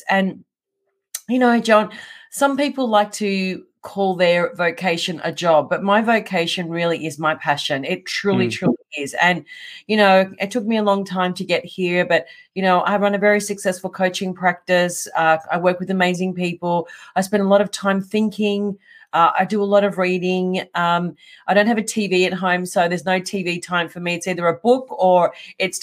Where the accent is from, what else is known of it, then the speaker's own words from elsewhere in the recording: Melbourne, Victoria, Australia; I'm born and raised in Melbourne.